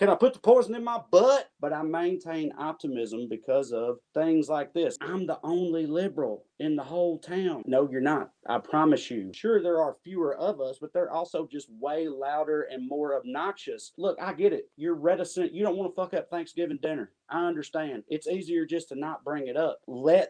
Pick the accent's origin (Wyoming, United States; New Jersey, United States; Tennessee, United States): Tennessee, United States; Selina; growing up in Salina, Tennessee in the 90s